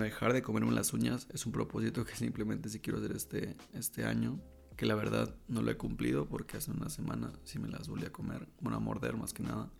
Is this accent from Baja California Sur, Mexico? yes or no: yes; La Paz, Baja California Sur, Mexico; also born or lived in Monterrey; now in Querétaro, Mexico; soy de La Paz, Baja California